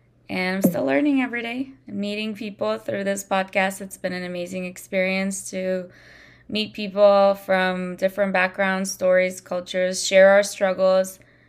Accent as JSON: {"language": "English", "town": "Washington", "region": "District of Columbia", "country": "United States", "said": "well, I'm from Washington, D.C. because I was just in a different state, right?"}